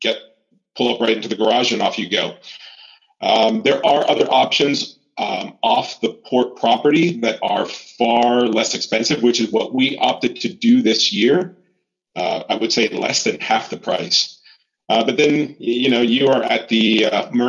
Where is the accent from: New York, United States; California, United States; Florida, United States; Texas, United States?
Florida, United States; also born or lived in Puerto Rico; raised in Florida